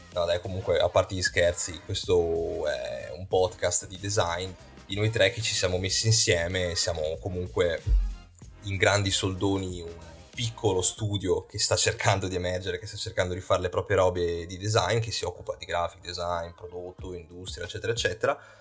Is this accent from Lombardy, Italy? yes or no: no; Verona, Veneto, Italy; io e Lucio che siamo di Verona